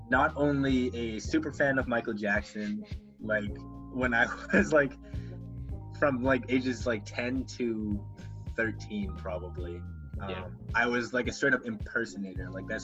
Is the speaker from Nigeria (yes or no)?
no; Philippines; And he's Filipino. I'm Filipino, by the way.